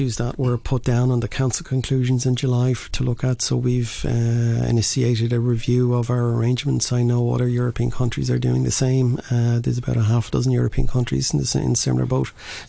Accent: Ireland; now in Hong Kong

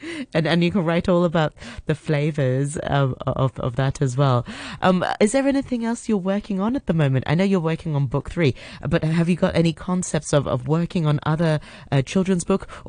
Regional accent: Hong Kong; Growing up in Hong Kong

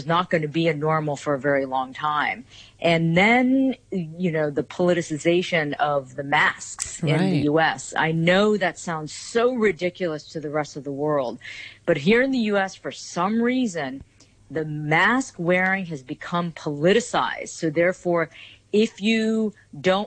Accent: United States; I'm Korean American, second generation

